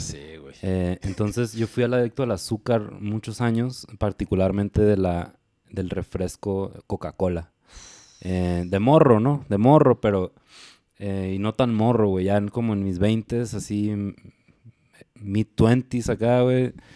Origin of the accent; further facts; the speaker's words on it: Hermosillo, Sonora, Mexico; also born or lived in Guadalajara; yo soy de Hermosillo